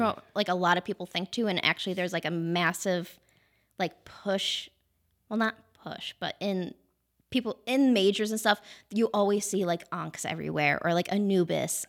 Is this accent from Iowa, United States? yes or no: no; Wellsville, New York, United States; born and raised in Wellsville